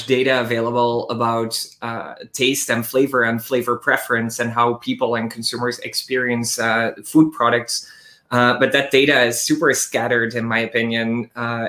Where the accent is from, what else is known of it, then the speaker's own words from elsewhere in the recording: Belgium; moved away as an adult; now in New York City, United States; I'm the CEO and co-founder of Esther. I'm a food scientist, born and raised in Belgium, moved to New York City about 4 years ago